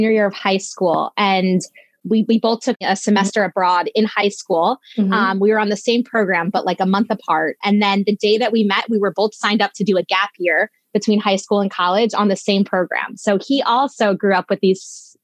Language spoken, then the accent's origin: English; Needham, Massachusetts, United States; also born or lived in Vietnam; I grew up right outside of Boston in a suburb called Needham.